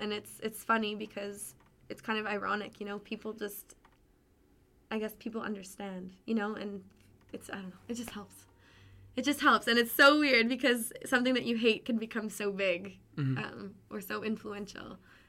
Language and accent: English; Pembroke, Ontario, Canada; I'm from Pembroke, Ontario. So it's a really, it's a town of 15,000. And it's north. It's about an hour and a half from Ottawa.